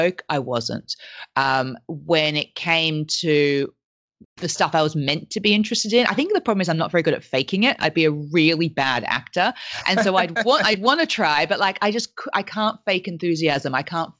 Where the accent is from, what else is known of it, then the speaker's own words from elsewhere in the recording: Australia; accent: weird accent; first language French; English is a second language; I grew up in Australia